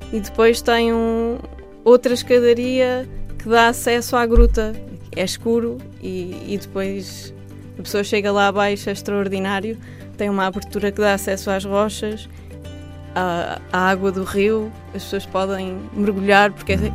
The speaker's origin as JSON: {"language": "Portuguese", "town": "Palmela", "region": "Setúbal", "country": "Portugal", "moved": "yes", "said": "as minhas origens estão também nesta, nesta região. Eu sou de Palmela e, apesar de não viver lá atualmente"}